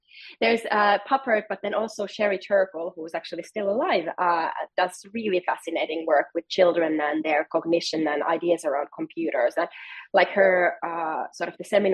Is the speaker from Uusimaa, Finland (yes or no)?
yes; Helsinki, Uusimaa, Finland; I'm from Helsinki, Finland, and Nokia used to be like our biggest sort of national company